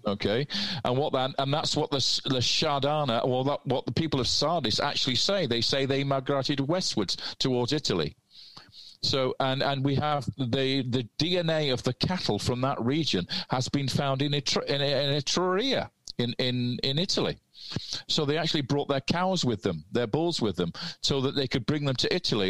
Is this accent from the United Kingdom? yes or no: yes; Manchester, North West England, United Kingdom; I'm Mancunian